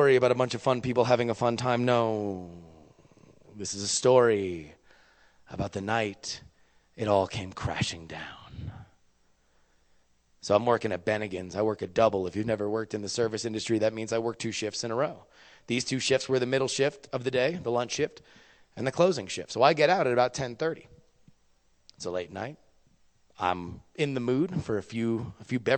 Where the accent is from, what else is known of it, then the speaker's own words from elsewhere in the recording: Florida, United States; moved away as an adult; Florida, where I was raised